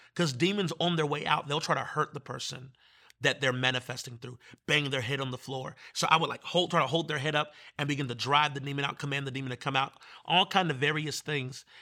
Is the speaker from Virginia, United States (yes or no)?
yes; Manassas, Virginia, United States; I'm from Manassas.